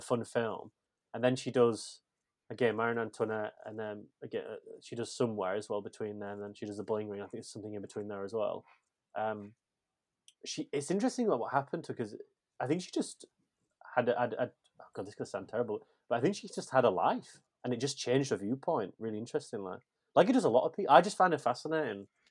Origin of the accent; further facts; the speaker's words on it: England, United Kingdom; I'm just English